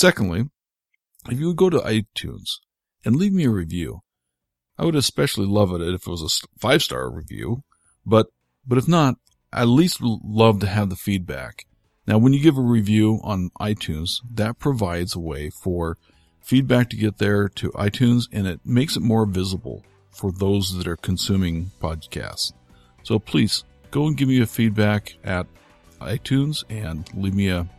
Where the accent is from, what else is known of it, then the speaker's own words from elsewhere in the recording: United States; as an American